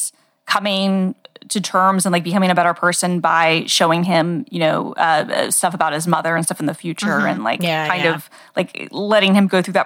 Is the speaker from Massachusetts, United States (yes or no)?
no; Atlanta, Georgia, United States; I grew up in the Atlanta suburbs